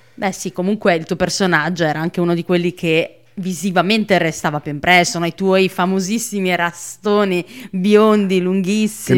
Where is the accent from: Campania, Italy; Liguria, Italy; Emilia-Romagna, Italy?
Campania, Italy; Naples; moved away as an adult; also born or lived in Trento; io sono di Secondigliano